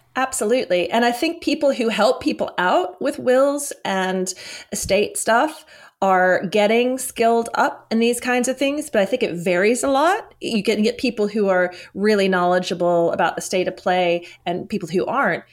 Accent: United States; moved away as an adult; now in London, United Kingdom; originally I'm from the United States

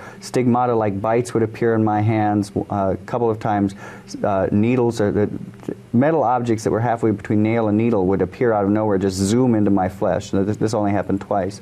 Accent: Michigan, United States; I grew up in Michigan.

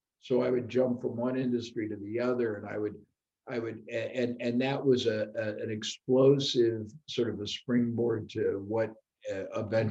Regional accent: Indianapolis, Indiana, United States; my origin, I was born in Indianapolis, Indiana, Midwest

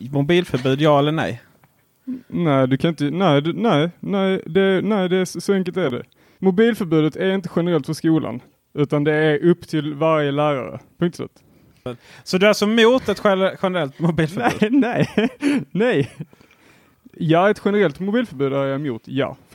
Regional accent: Helsingborg, Skåne, Sweden; jag är också från Helsingborg

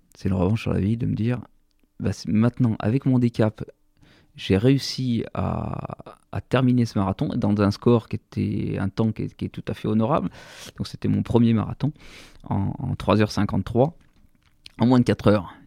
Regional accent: Sassenage, Auvergne-Rhône-Alpes, France; also born or lived in Saint-Imier; Je suis né à Sassenage. J'ai fait toute ma scolarité, mon enfance euh, et toutes mes premières euh, opérations euh, sportives et même professionnelles sur, sur la commune de Sassenage.

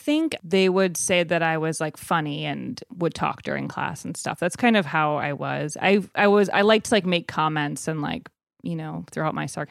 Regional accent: Evanston, Illinois, United States; in Evanston, which is right outside of Chicago, where Northwestern University is.

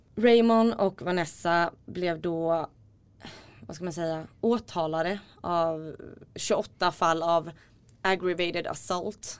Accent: Småland, Sweden; also born or lived in Iceland; jag är ursprungligen från Island men uppvuxen i Småland

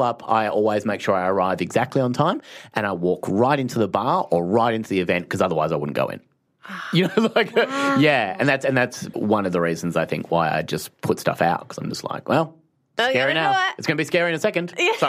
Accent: Phillip Island, Victoria, Australia; growing up in Phillip Island, the surfers, you know, like it was very beachy

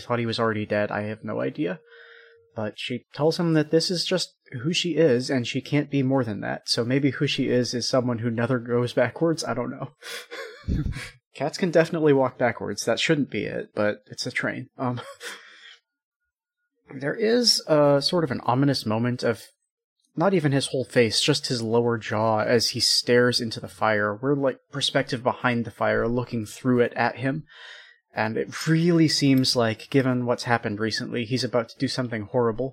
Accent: United States; I'm American

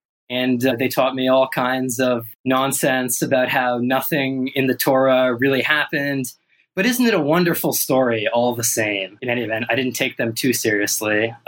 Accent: Toronto, Ontario, Canada; moved away as an adult; also born or lived in California, United States; now in New York, United States; I grew up in Toronto, like you mentioned, near Bathurst and Eglinton, for those curious. I left Toronto at the age of 18 for university. I moved to the US and went to Stanford University in California.

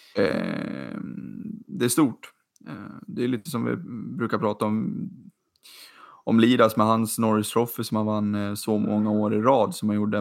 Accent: Sweden; som svensk

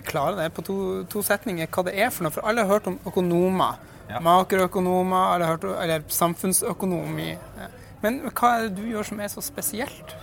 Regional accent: Norway; vi er fra Norge

